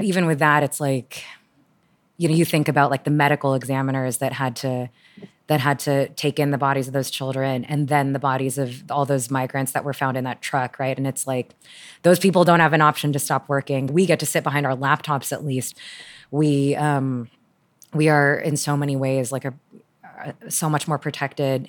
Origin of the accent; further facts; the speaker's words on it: Houston, Texas, United States; also born or lived in Toronto, Canada; I moved from Canada, Toronto to Houston in ninety-four, I think. And I was pretty quickly p, put into this very conservative eja-, evangelical private school